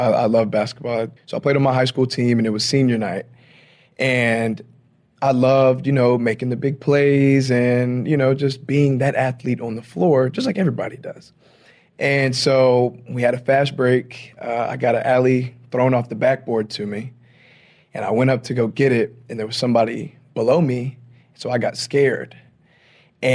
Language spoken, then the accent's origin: English; Louisiana, United States; I'm from Louisiana, so you know we have parades and everything down there